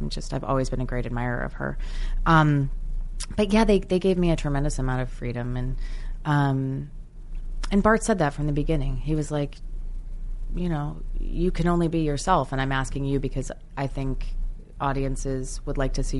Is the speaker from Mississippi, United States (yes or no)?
no; New Jersey, United States; born or raised there